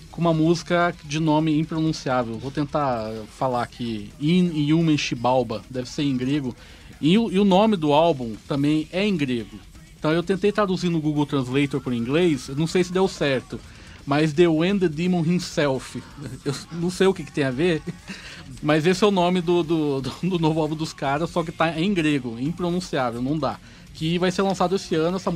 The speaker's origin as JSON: {"language": "Portuguese", "region": "São Paulo", "country": "Brazil", "said": "Eu sou de São Paulo."}